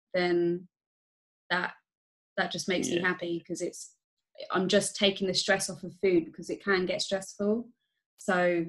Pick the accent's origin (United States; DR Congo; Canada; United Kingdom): United Kingdom; Staines, South East England; now in Reading, United Kingdom; I'm not originally from here either, because I grew up in Staines.